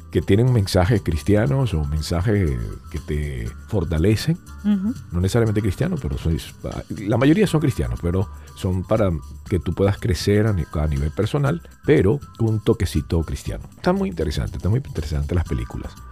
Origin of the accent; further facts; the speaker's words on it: United States; yo, siendo americano, no me pongo la vacuna china